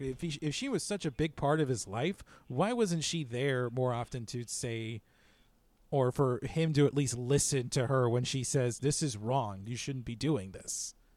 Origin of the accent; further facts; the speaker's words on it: United States; as an American